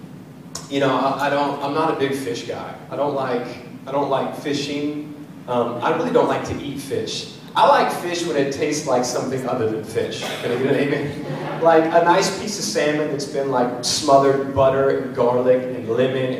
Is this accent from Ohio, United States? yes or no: no; San Diego, California, United States; moved away; also born or lived in Washington; I grew up in San Diego before I moved to the Northwest